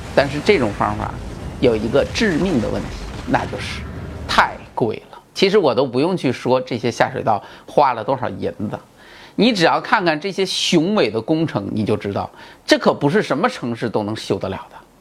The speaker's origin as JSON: {"language": "Chinese", "country": "China", "said": "我们中国人"}